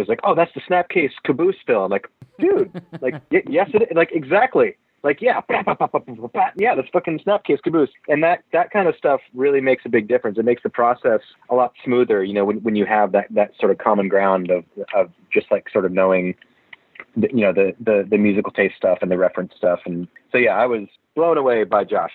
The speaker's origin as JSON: {"language": "English", "region": "Massachusetts", "country": "United States", "accent": "Massachusetts speak", "moved": "yes", "said": "I find myself reverting to to Massachusetts speak often."}